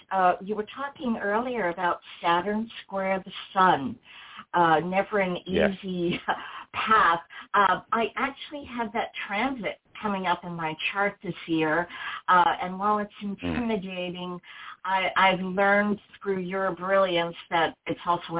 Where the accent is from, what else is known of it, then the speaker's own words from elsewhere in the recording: New York City, New York, United States; The date of birth is May 14, 1953, and I was born in New York City, 9:58 a.m.